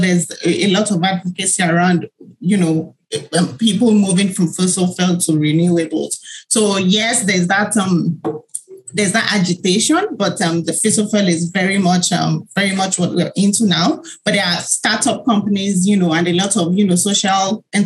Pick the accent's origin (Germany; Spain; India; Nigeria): Nigeria; I was born in Nigeria, and I grew up as the only girl in a family of five